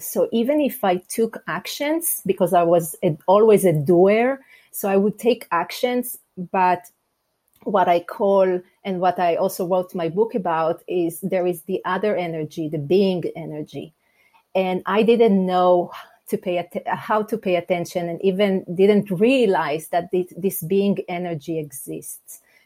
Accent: Israel; English is a second language; moved away as an adult; now in United States; I'm originally from Israel, and I have to say, um, we moved from Israel to the US 15 years ago

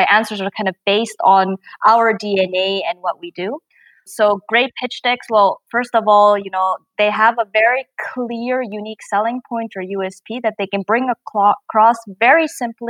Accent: Japan; now in Germany; I'm originally from Japan.

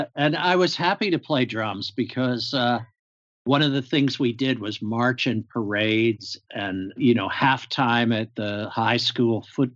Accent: Pittsburgh, Pennsylvania, United States; my father was in the military, so we moved around a bit, but not as much as some people did. Military families, because I think when I was around 8 years old, my mother put her foot down and said, "We're not moving anymore." And I grew up in Western Pennsylvania, Pittsburgh area

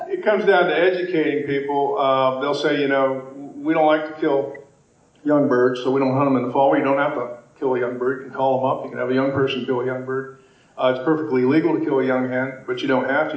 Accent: Pennsylvania, United States; moved away as an adult; now in Maine, United States; I was born and raised in Pennsylvania, grew up turkey hunting there, and now live in, in Maine

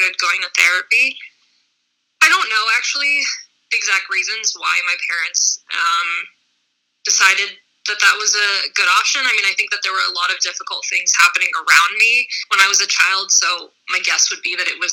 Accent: Boston, Massachusetts, United States; I grew up in Boston, so in a metropolitan area

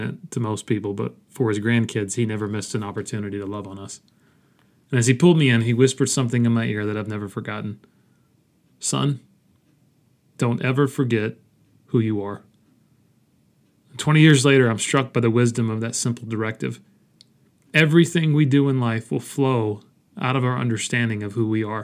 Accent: Dalton, Georgia, United States; a small Christian school in my hometown of Dalton, Georgia

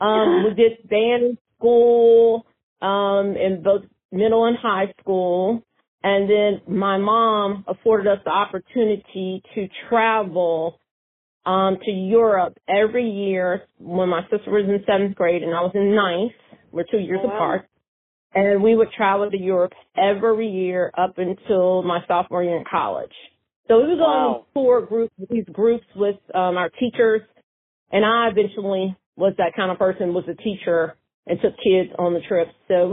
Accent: Tokyo, Japan; born there; also born or lived in Germany; I was born in Tokyo, Japan, and my dad was in the Air Force, and I was born at Tachikawa Air Base, Tokyo, Japan. And then we moved, and we were stationed in Germany, at Frankfurt, Germany, my mom and my dad.

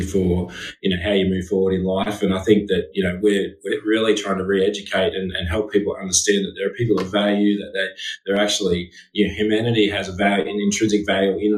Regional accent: Wagga Wagga, New South Wales, Australia; moved away as an adult; now in Sutherland Shire, Australia; And live in the Shire. Been here for 20 years, originally from Wagga Wagga, so from a country boy

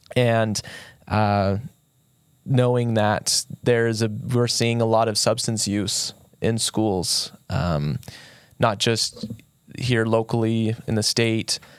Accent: St. George, Utah, United States; I was born and raised here in Saint George

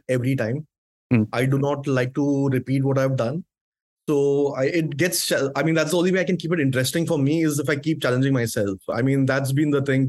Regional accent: India; I'm from India

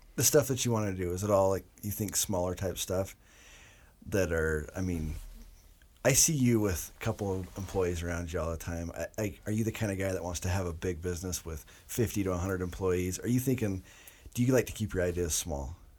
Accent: Rexburg, Idaho, United States; I am from right here in Rexburg, Idaho

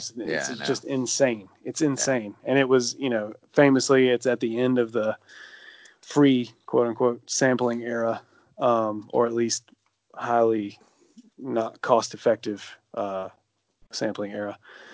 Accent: Alabama, United States; also born or lived in Montevallo, Alabama; It's totally like, hey, don't forget I'm from Alabama.

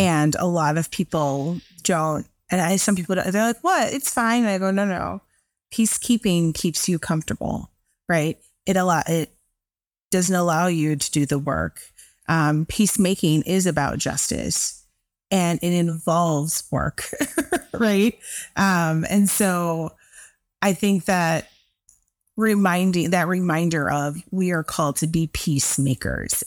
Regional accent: Chicago, Illinois, United States; I'm from Chicago

